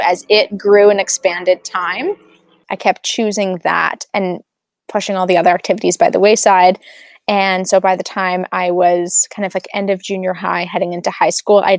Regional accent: Calgary, Alberta, Canada; Yeah, so I'm Canadian and I grew up in Calgary, Alberta.

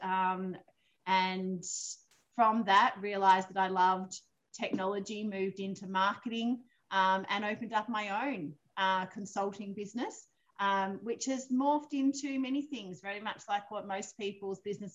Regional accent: Victoria, Australia; moved away as an adult; now in Eden, Australia; I was brought up in Victoria, raised in Victoria obviously from a little girl

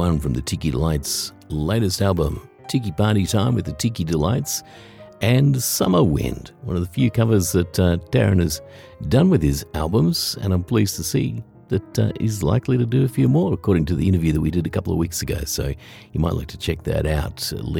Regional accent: Australia; as an Australian, I have zero interest in Halloween.

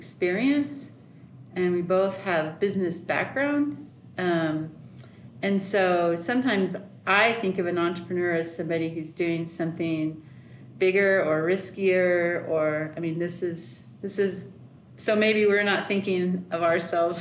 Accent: Oklahoma City, Oklahoma, United States; moved away as an adult; also born or lived in Stillwater, Oklahoma; now in Colorado Springs, United States; I lived in Oklahoma City all my life growing up in primary and middle and high school

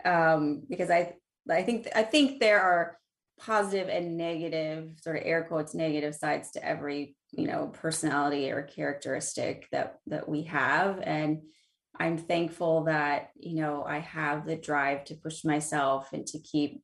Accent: the Midwest, central Illinois, United States; moved away; I grew up in the Midwest, right in the center of Illinois, where there are a lot of cornfields and absolutely zero mountains.

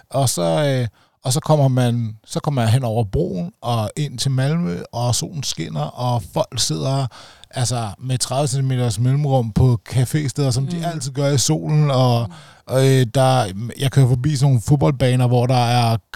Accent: Denmark; tænkt, at jeg er dansker med dansk pas, og når jeg nu skal benytte mig over grænsen, så må jeg også hellere følge de regler, der er her.

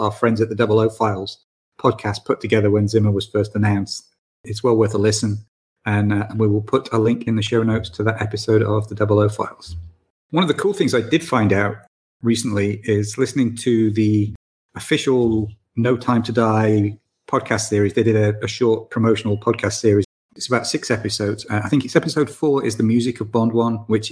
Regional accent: Manchester, North West England, United Kingdom; from my hometown

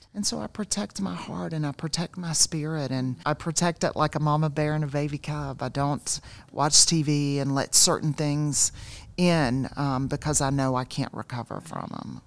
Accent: South Georgia, United States; I grew up in South Georgia

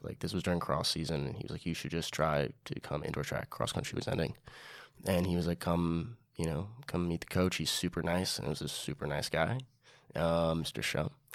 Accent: New York City, New York, United States; I grew up in Inwood

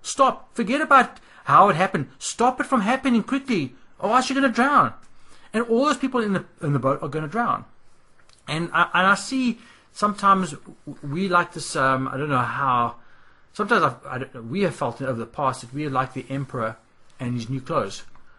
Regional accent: South Africa; moved away; Like when we came from South Africa, and I know there will be some South Africans listening to this

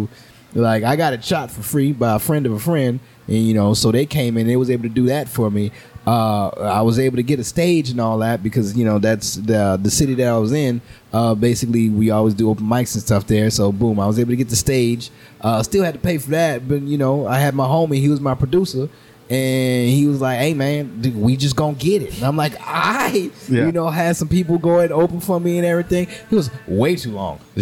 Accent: New Orleans, Louisiana, United States; growing up in New Orleans

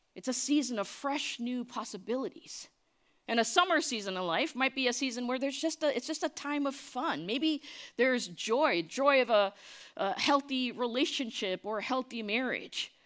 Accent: New Jersey, United States; moved away as an adult; also born or lived in New York City, United States; now in Dallas, United States; I was born in New York City, raised in New Jersey, lived and worked in New York City till I moved here to Dallas just seven years ago.

